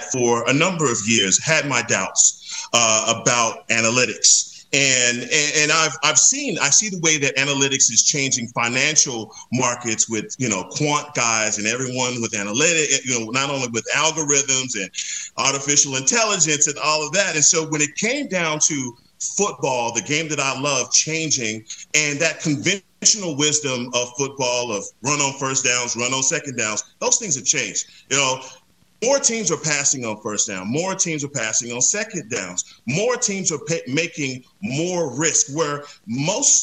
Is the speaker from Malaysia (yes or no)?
no; Dallas, Texas, United States; I'm from Dallas, Texas